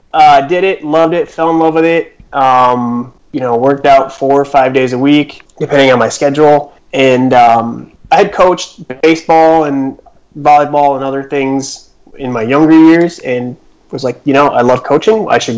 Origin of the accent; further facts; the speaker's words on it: Chicago, Illinois, United States; also born or lived in Minnesota; now in Madison, United States; I grew up in the Michael Jordan era of Chicago, so basketball was always number one.